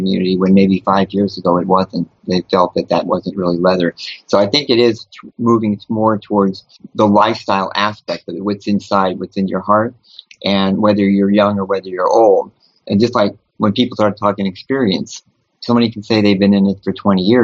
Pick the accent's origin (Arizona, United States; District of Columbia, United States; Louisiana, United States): Louisiana, United States; New Orleans; moved away; I'm originally from New Orleans